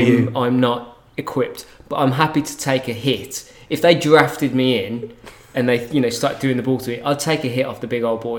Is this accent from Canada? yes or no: no; United Kingdom; being British